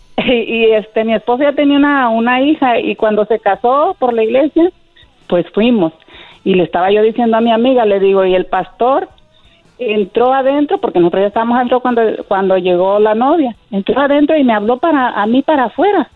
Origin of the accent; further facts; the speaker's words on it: Bahía de Banderas, Nayarit, Mexico; Yo soy de Nayarit, pegadito a Puerto Vallarta